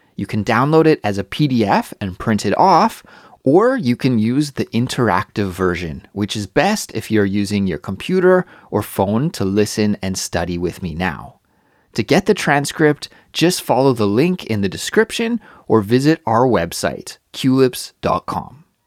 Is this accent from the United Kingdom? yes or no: no; Kelowna, British Columbia, Canada; moved away as an adult; also born or lived in Montreal, Canada; now in Seoul, South Korea; I'd travel back to visit my hometown, Kelowna, British Columbia